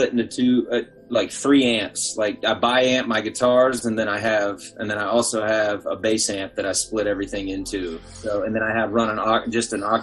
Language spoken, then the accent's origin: English; Atlanta, Georgia, United States; now in Chicago, United States; Oh yeah, I'm from Atlanta.